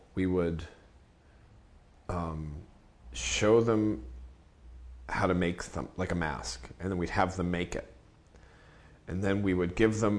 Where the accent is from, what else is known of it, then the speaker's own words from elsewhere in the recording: New York, United States; I grew up in New York reading like Juan Gonzalez and Jimmy Breslin and Jack Newfield